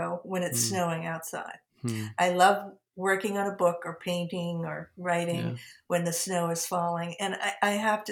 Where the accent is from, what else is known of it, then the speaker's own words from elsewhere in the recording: outside of Boston, New England, Massachusetts, United States; now in Philadelphia region, United States; growing up, you know, outside of Boston